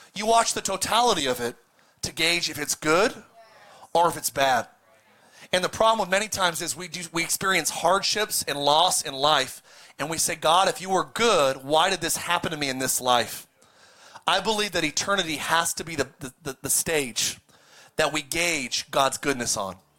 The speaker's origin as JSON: {"language": "English", "town": "Palmdale", "region": "California", "country": "United States", "tie": "born or raised there", "also_born_or_lived": "Lancaster, California", "said": "growing up in Palmdale in Lancaster, California."}